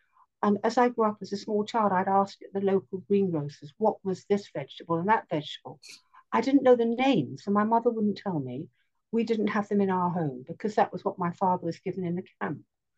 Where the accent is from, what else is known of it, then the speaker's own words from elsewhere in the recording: London, United Kingdom; now in Jerusalem, Israel; growing up in London